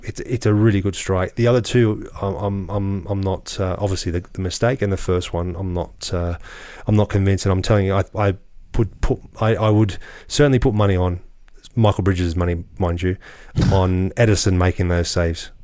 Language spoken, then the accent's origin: English; Australia; I grew up in Australia playing in the old you know, the old N S L